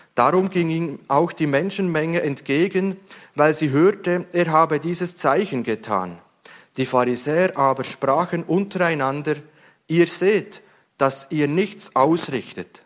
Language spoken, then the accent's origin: German; Switzerland; Ich als Schweizer